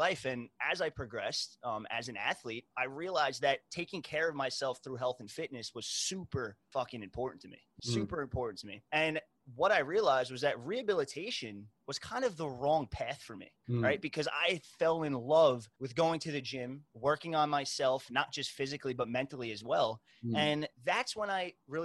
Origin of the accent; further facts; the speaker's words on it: New York, United States; I was born and raised in New York